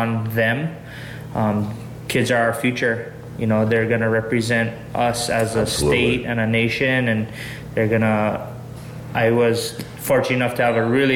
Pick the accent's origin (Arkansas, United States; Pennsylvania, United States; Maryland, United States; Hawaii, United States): Hawaii, United States; being a young kid from the middle of the island